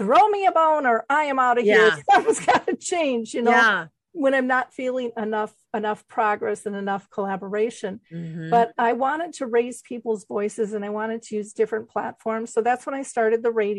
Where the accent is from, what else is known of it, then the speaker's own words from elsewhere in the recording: Minnesota, United States; I'm a girl from Minnesota. I didn't even travel. We went up to the cabin. I mean, I was just kind of hometownish